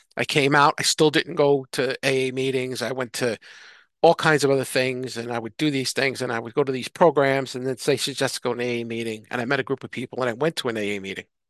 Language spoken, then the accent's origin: English; New York City, New York, United States; accent: thick New York; moved away; I'm from New York City and I'd have my accent, the thick New York accent